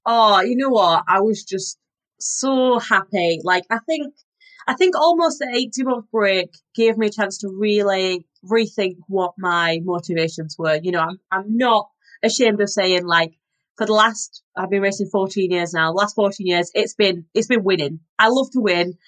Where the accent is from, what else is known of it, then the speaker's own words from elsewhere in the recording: Yorkshire and the Humber, United Kingdom; I'm from Yorkshire, so I had a very northern diet growing up.